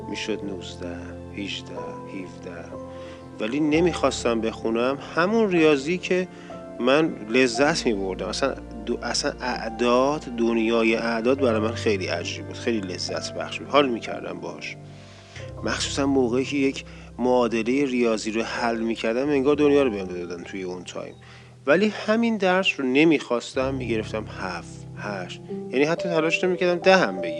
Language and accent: Persian; Kish, Hormozgan, Iran; now in Tehran, Iran; یعنی من از کیش اومدم تهران